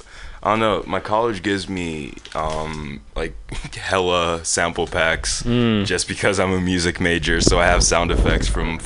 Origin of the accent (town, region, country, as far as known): Nigeria; also born or lived in Texas